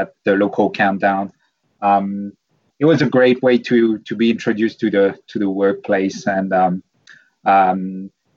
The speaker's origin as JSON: {"language": "English", "region": "French Alps", "country": "France", "tie": "born or raised there", "also_born_or_lived": "Portugal", "moved": "as an adult", "lives_now": "Auckland, New Zealand", "said": "I was born in the French Alps"}